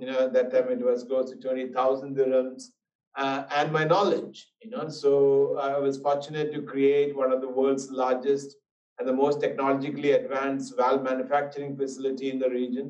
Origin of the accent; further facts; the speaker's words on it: India; moved away as an adult; also born or lived in United States; I was born in India, but left India when I was 18 years old to United States.